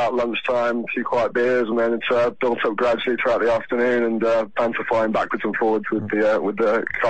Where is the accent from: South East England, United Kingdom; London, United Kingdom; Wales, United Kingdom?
London, United Kingdom; I'm from Clapham Common in southwest London.